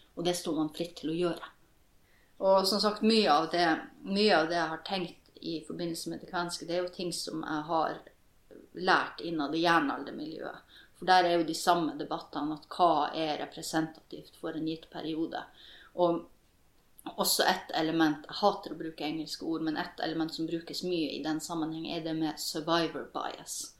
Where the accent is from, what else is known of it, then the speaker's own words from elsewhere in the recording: Norwegian / Kven, Northern Norway, Norway; jeg er jo like mye nordmann som jeg er kven. Mamma er jo norsk, og pappa er kven.